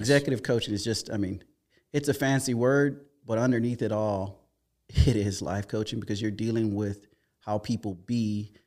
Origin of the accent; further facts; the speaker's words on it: Hopkins, South Carolina, United States; I grew up in South Carolina, a little town called Hopkins.